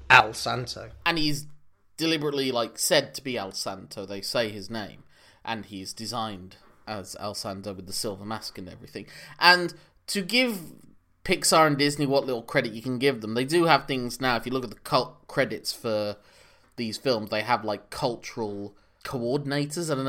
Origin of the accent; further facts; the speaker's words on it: United Kingdom; first language English; as two British males